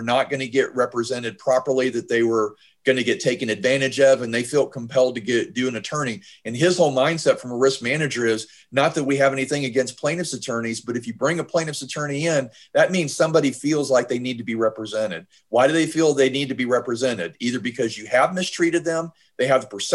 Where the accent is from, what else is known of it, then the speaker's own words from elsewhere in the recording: Georgia, United States; my home state of Georgia